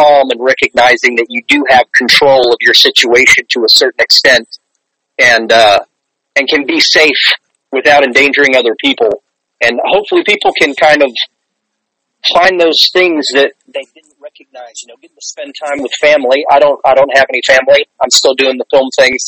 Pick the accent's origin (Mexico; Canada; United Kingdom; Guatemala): Guatemala; moved away as an adult; now in United States; I grew up in an Indian village in Guatemala